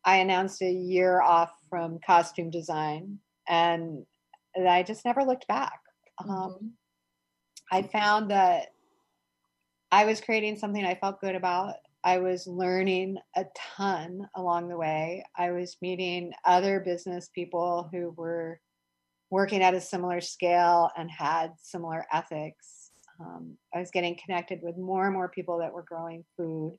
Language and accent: English; Eugene, Oregon, United States; moved away as an adult; now in Philadelphia, United States; I grew up in Eugene, Oregon.